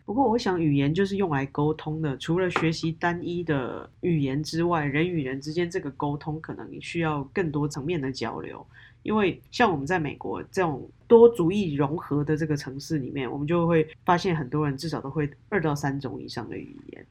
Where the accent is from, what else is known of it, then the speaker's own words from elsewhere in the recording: Taiwan; now in United States; 我是一个台湾人，在美国